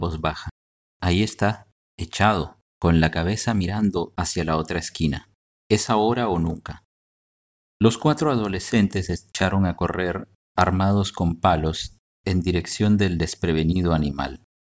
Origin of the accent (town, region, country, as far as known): Guatemala